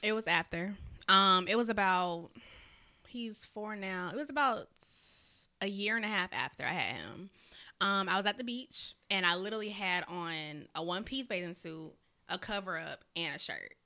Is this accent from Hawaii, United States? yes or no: no; South Carolina, United States; now in Augusta, United States; I am from South Carolina, although I stay over here in Augusta, Georgia, but, you know, I'm still a Carolina girl